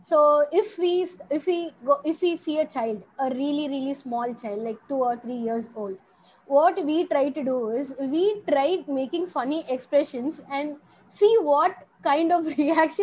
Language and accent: English; Chennai, Tamil Nadu, India; I'm from Chennai